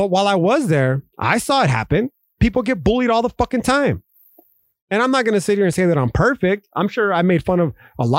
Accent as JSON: {"language": "English", "country": "United States", "said": "as American citizens"}